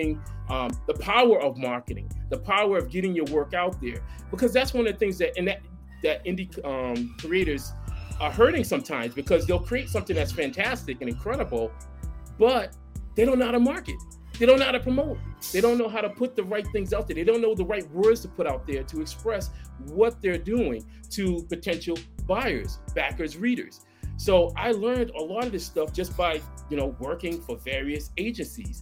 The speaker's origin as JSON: {"language": "English", "town": "Boston", "region": "Massachusetts", "country": "United States", "tie": "born or raised there", "said": "I grew up in Boston"}